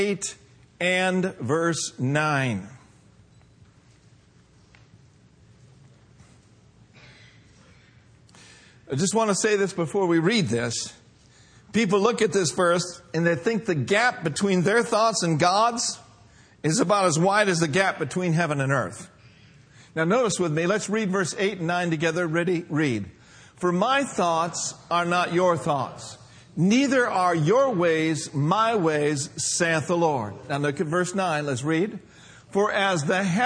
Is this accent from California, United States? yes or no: no; Minneapolis, Minnesota, United States; now in Union City, United States; my hometown in Minneapolis, Minnesota